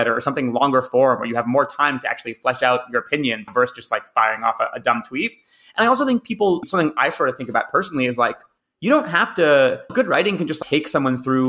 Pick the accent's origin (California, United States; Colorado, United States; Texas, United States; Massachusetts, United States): Massachusetts, United States; in my home state of Massachusetts